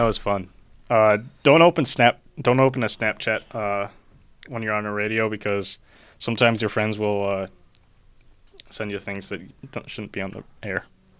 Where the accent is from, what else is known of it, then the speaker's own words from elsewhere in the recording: California, United States; moved away; I am not suited for the cold. I'm from California. Although, I've been here for like 11 years.